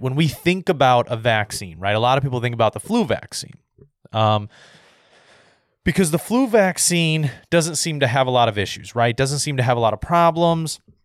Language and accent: English; United States; I'm an American